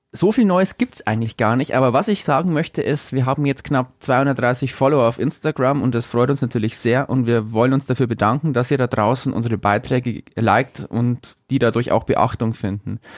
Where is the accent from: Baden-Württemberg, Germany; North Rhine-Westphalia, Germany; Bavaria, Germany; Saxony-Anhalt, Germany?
Bavaria, Germany; Upper Palatinate; bei uns in Oberpfalz